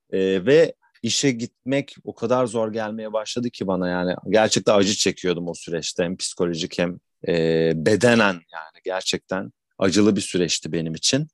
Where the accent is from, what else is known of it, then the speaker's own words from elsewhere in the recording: Istanbul, Turkey; ben bin dokuz yüz seksen yedi İstanbul doğumluyum. Sürekli İstanbul'da yaşadım